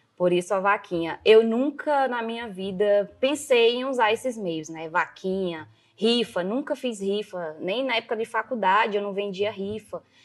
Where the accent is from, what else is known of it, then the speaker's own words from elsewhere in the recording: Rio Branco, Acre, Brazil; also born or lived in Jordão, Acre / Marília, São Paulo; sou do Acre, sim, como todo mundo fala, do pé rachado